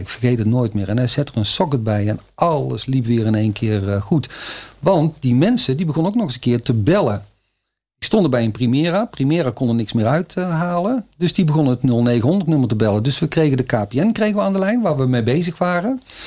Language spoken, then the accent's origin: Dutch; North Brabant, Netherlands; accent: Brabant; ik ben een Brabander, zoals je al kan horen